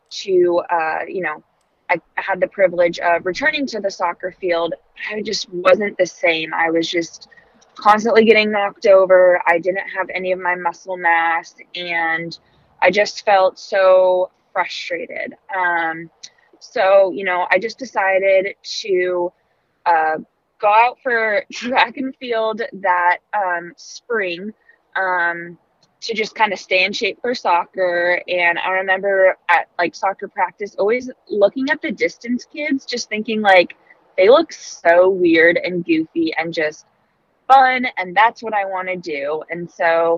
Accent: Santa Barbara, California, United States; born or raised there; also born or lived in Arizona

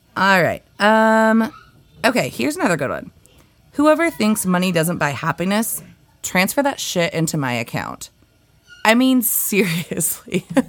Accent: East Valley, United States; I grew up in a town called East Valley

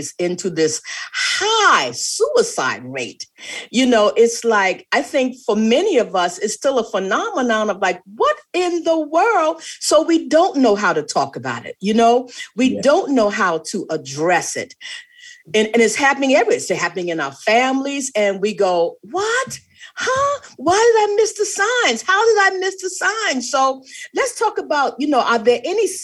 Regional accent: the Low Country, South Carolina, United States; I'm from the Low Country, South mm-hmm. Carolina

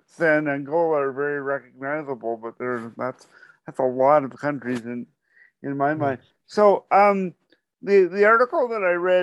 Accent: Canada; also born or lived in Ottawa; I'm a Canadian

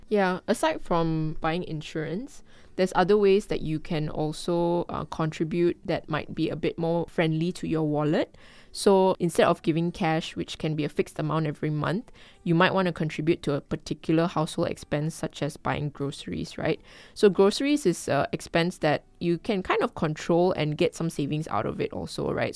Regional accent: Kuala Lumpur, Malaysia; I'm a Malaysian and I grew up in Kuala Lumpur.

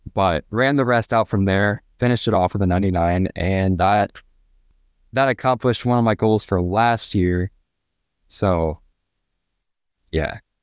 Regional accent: Fort Wayne, Indiana, United States; I'm from Fort Wayne, Indiana, and I am a senior at Carroll High School

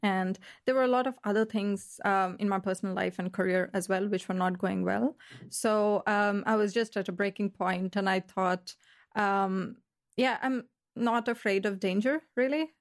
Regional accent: Melbourne, Victoria, Australia; moved away as an adult; now in Berlin, Germany; I'm from Australia, Melbourne

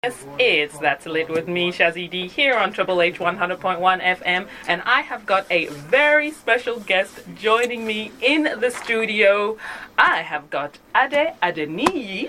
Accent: Uganda; now in Sydney, Australia; I'm originally from Uganda

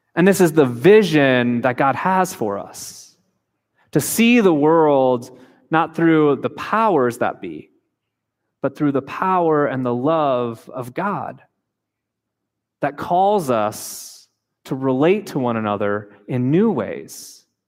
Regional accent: United States; moved away as an adult; also born or lived in Japan; we grew up in the United States

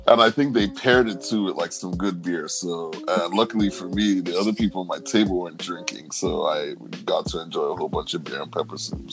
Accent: Nigeria; moved away; as a Nigerian

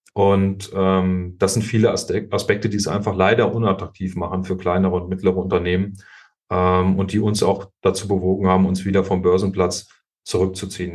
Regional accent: hometown in Kassel district, Hesse, Germany; moved away as an adult; war dann zehn Jahre Stadtverordneter meiner Heimatstadt und äh, auch Landratskandidat 2015 im Landkreis Kassel

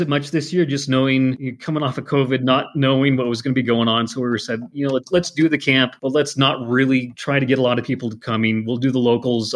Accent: Montana, United States; Growing up in Montana

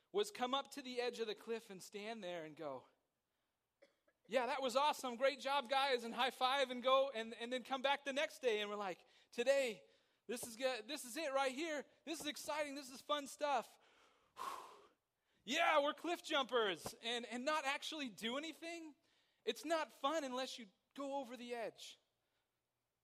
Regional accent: Somerset, California, United States; I grew up in Somerset.

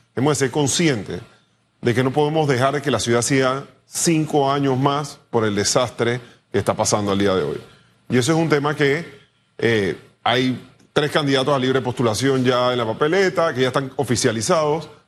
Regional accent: Panama; yo creo que somos panameños

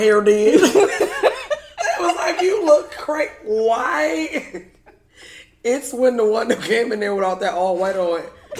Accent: Chicago, Illinois, United States; Because we're from Chicago, South Side.

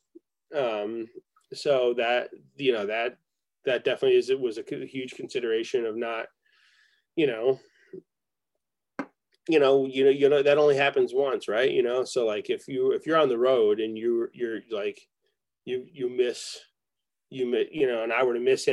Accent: Rochester, New York, United States; moved away; also born or lived in Ithaca, New York; I grew up in Rochester, New York

